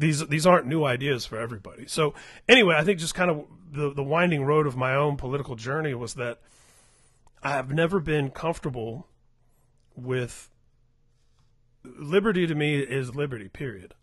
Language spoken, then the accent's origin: English; Indianapolis, Indiana, United States; Indianapolis, where I grew up